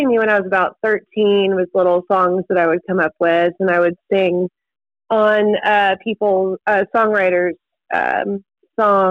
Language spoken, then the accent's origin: English; Destin, Florida, United States; I'm a Florida girl. I grew up and was raised in the panhandle of Florida, in the Destin, Florida